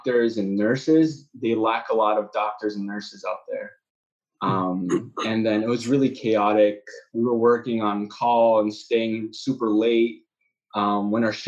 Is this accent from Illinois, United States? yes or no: yes; Chicago, Illinois, United States; moved away as an adult; also born or lived in Kraków, Poland; now in Poland; I'm from Chicago, so that's how I obviously know Matt and Peter. Born in Chicago, I went did my undergrad at Northwestern.